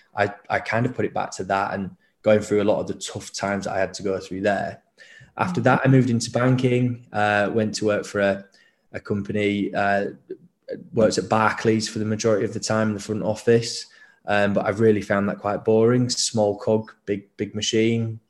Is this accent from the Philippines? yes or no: no; Leeds, Yorkshire and the Humber, United Kingdom; I grew up in Leeds